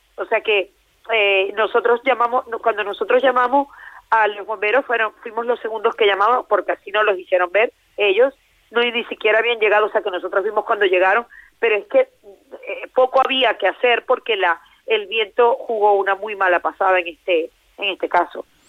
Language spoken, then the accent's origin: Spanish; Venezuela; now in Valencia, Spain; soy venezolana, me vine cuando en Venezuela había muchas cosas